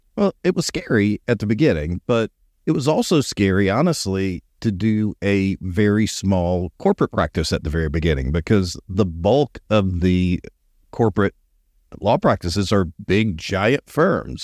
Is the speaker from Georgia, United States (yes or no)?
yes; Columbus, Georgia, United States; I was born in Columbus, Georgia.